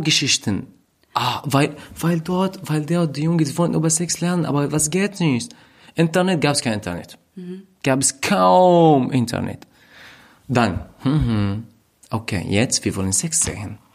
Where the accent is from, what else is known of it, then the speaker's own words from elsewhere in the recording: Raqqa, Raqqa Governorate, Syria; German is a second language; moved away as an adult; also born or lived in Hama, Syria; now in Berlin, Germany; in Raqqa, wo ich aufgewachsen bin.